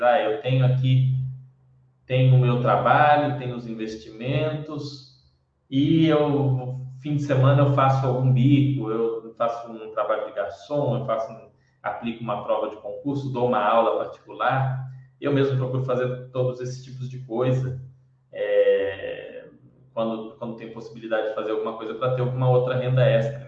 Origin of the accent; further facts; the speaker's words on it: Brazil; Para nós, é, que somos brasileiros